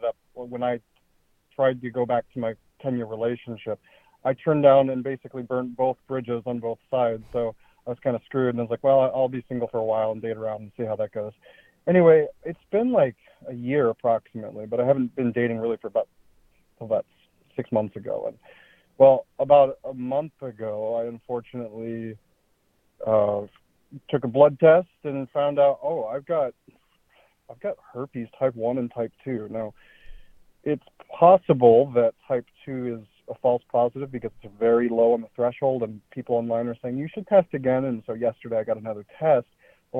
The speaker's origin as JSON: {"language": "English", "region": "Oregon", "country": "United States", "said": "I am from Oregon"}